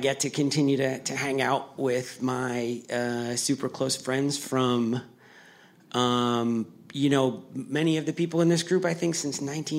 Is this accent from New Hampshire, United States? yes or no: yes; Merrimack, New Hampshire, United States; me and five other kids from my hometown, kids in their 30s, all of us in our 30s.